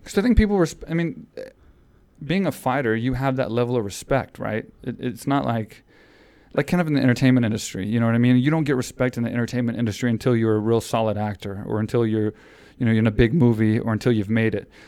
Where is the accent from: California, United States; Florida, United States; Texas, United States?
Texas, United States; Houston; that was in my hometown